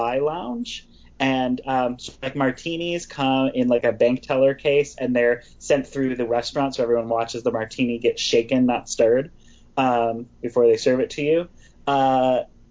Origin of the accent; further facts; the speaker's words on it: Wisconsin, United States; I grew up in Wisconsin